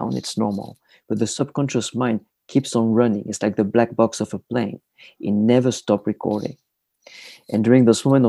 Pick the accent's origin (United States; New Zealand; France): France; a tiny village in the south of France; moved away; I am originally from France. I was born in a tiny village in the south of France, about 3 hours north of Barcelona.